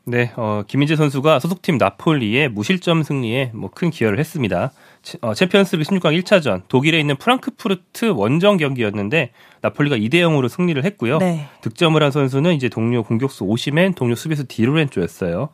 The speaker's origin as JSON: {"language": "Korean", "country": "South Korea", "said": "제가 한국인이라서"}